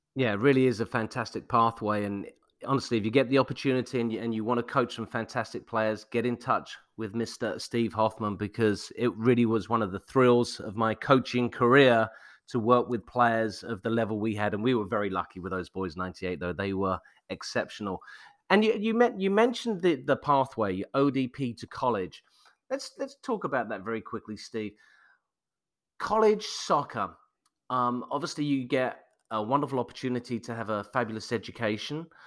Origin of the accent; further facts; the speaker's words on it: England, United Kingdom; moved away; growing up in England in the seventies and eighties